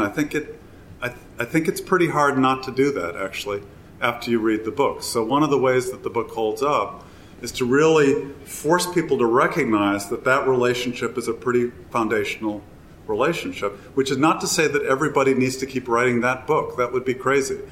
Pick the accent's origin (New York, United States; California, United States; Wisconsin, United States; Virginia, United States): Wisconsin, United States; I grew up in Wisconsin. So I grew up in, in the hinterland of Chicago